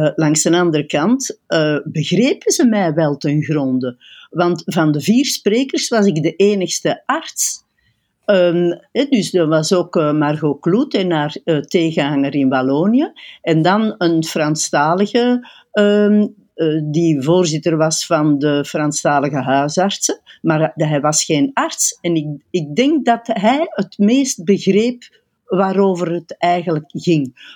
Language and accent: Dutch; Flanders, Belgium; wij als Vlamingen